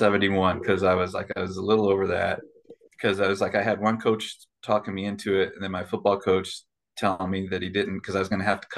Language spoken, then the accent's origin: English; Chicago, Illinois, United States; also born or lived in South Bend, Indiana; I'm originally I was born up in South Bend, Indiana. And then I consider growing up in Chicago, far north suburb of Chicago. That's where I went to high school and had my formative years.